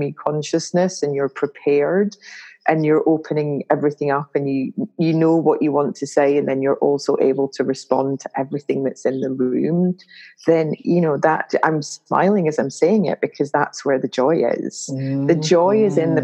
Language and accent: English; Glasgow, Scotland, United Kingdom; I'm a Glaswegian from Scotland